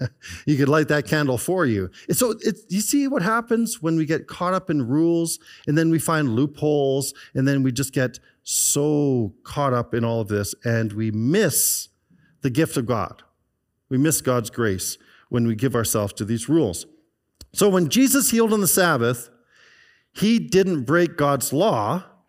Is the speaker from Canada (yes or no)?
yes; British Columbia, Canada; there was Old Kelowna is a group that I belong to because I grew up in the Okanagan Valley. And they showed a picture of West Bank in around early 1970s. And I could see where our house was.